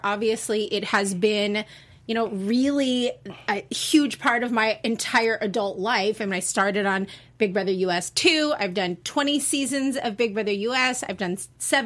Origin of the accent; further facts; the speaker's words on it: Los Angeles, California, United States; I am from Valley, born and raised in Granada Hills